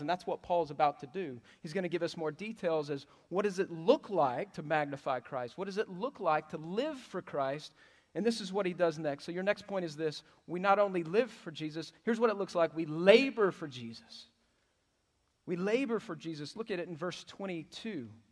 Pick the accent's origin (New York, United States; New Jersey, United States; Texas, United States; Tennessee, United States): Texas, United States; But I love Texas. I, this is where I grew up